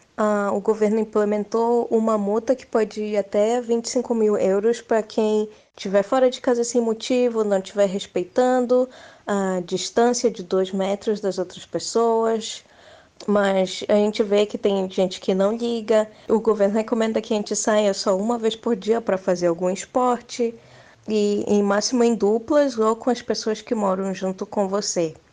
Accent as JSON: {"language": "Portuguese", "town": "Belém", "region": "Pará", "country": "Brazil", "moved": "yes", "lives_now": "Saarbrücken, Germany", "said": "eu sou paraense de Belém"}